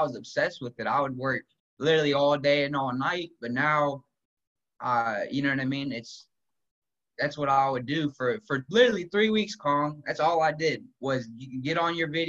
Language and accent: English; Dayton, Ohio, United States; I grew up in Dayton, Ohio, born and raised